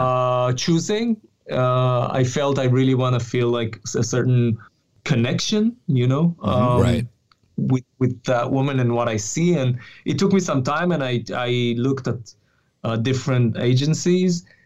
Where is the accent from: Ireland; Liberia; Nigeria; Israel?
Israel; I'm from Israel